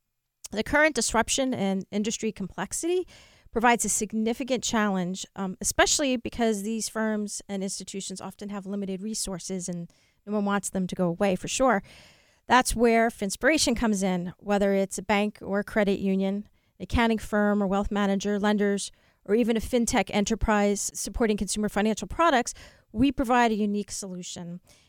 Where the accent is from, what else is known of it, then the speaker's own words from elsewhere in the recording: New Jersey, United States; I'm from New Jersey.